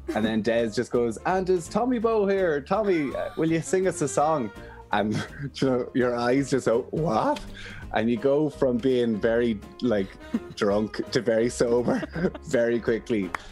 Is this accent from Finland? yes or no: no; Emyvale, Ulster, Ireland; also born or lived in Armagh; I'm from Monaghan, I'm from a little village called Emmyvale, but actually our house is in the complete middle of nowhere.